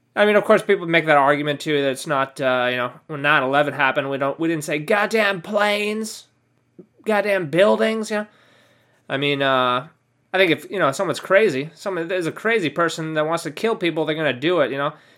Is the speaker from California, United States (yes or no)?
yes; California, United States; I'm from California. You know, that's my hometown